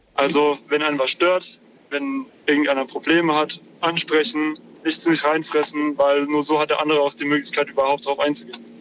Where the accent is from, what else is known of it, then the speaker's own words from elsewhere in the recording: near Wiesbaden, Hesse, Germany; Ich komme aus der Nähe von Wiesbaden.